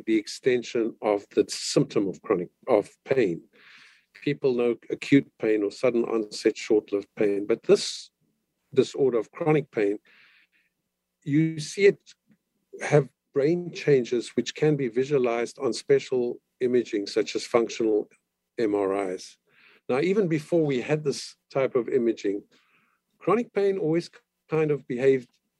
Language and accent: English; Cape Town, Western Cape, South Africa; moved away as an adult; now in Canada; I'm from Cape Town, South Africa, and I went to school there and went to the University of Cape Town